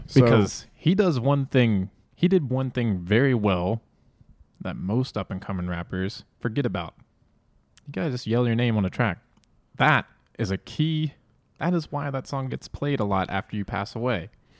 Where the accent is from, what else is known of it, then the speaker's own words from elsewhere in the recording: East Coast, United States; I'm from the East Coast.